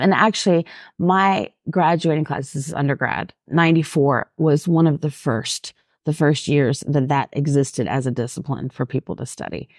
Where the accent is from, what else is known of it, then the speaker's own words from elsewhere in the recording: Atlanta, Georgia, United States; growing up in Atlanta